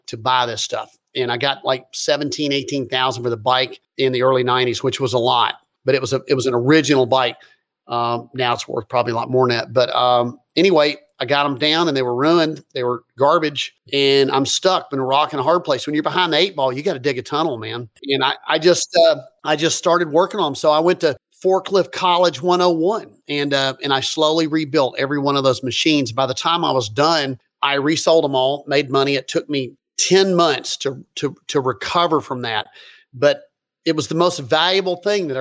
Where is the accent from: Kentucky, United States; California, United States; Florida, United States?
Kentucky, United States; Lexington; moved away; Where I'm from Lexington, Kentucky